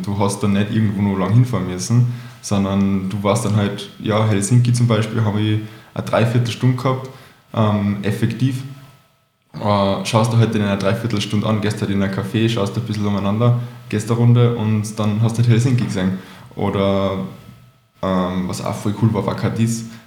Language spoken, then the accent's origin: German; Salzburg, Austria; ich bin ursprünglich aus Salzburg